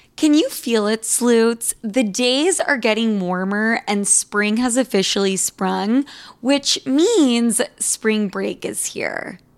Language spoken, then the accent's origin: English; Argentina; I'm from Argentina